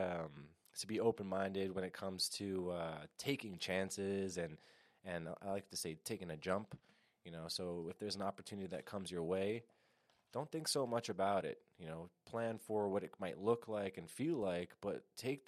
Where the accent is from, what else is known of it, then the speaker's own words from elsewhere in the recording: New York, United States; I've been born and raised in New York, currently in Yonkers, New York, so Lower Westchester